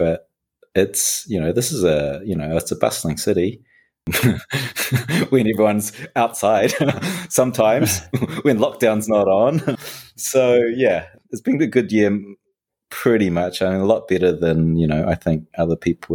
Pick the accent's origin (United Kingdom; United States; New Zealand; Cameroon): New Zealand; moved away; I was raised in New Zealand